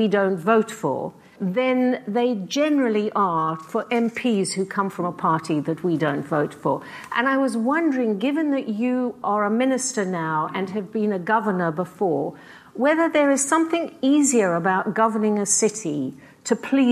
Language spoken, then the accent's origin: English; South Africa; also born or lived in Britain; now in United Kingdom; I'm a South African-born playwright and novelist who, although I've lived most of my life in Britain, still feels very strong bonds to my mother country.